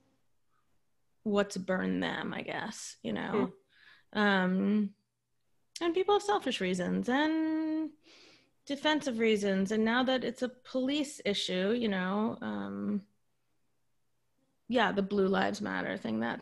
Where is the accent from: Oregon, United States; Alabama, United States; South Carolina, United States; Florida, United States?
Florida, United States; I'm also from Florida